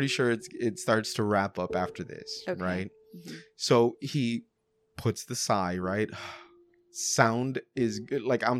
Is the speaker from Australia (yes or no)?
yes; Australia; I'm Australian. We don't do guns.